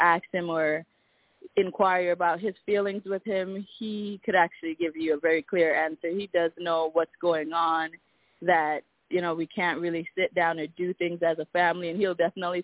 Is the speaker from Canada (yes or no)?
no; Jamaica; I'm Jamaican